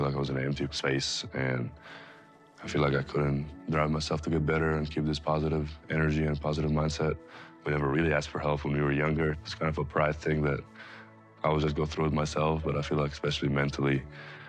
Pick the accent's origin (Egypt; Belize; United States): Egypt; Alexandria, Alexandria Governorate; moved away; Growing up in Alexandria, Egypt, we weren't very financially stable